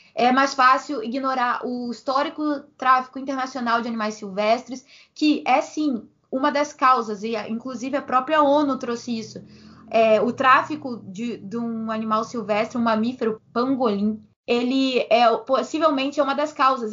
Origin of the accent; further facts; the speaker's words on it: Rio de Janeiro, Brazil; eu sou do Meia